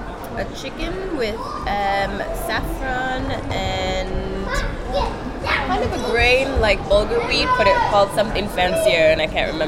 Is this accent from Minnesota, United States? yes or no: yes; Minnesota, United States; moved away as an adult; now in Newcastle, United Kingdom; I'm from Minnesota in the US